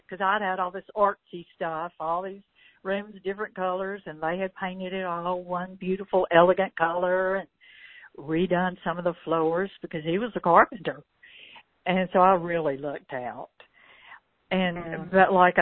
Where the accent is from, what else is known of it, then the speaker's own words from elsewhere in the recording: the South, United States; also born or lived in Gadsden; now in Alabama, United States; I'm from the South.